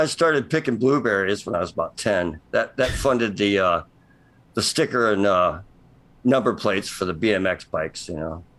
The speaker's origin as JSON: {"language": "English", "town": "LaPorte", "region": "Indiana", "country": "United States", "tie": "born or raised there", "said": "Just shadow of Notre Dame, kind of LaPorte."}